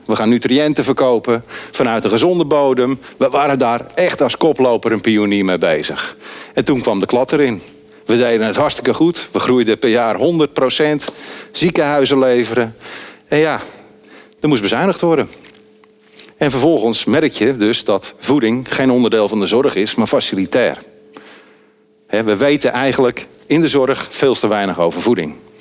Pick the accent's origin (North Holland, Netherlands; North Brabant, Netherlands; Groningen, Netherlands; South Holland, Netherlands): North Holland, Netherlands; Andijk; ik ben opgegroeid in Andijk